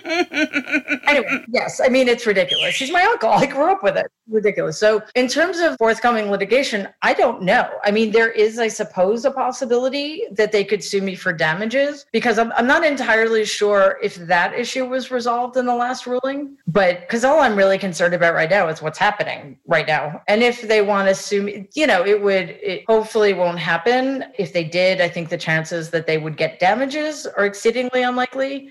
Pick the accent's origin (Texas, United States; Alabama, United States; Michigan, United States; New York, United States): New York, United States; New York City; I grew up in Jamaica, Queens